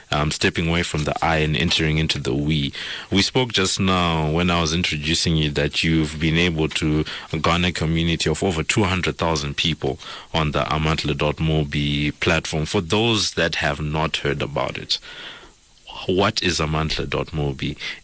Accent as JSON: {"language": "English", "country": "Zimbabwe", "said": "I'm from Zimbabwe"}